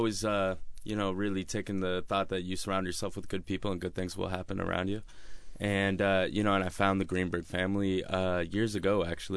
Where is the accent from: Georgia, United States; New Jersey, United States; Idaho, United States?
Idaho, United States; Coeur d'Alene; also born or lived in Spokane, Washington; now in Seattle, United States; at this time I was living in Spokane, Washington. I grew up in Coeur d'Alene, Idaho, and I've only lived here in Seattle for 4.5 years.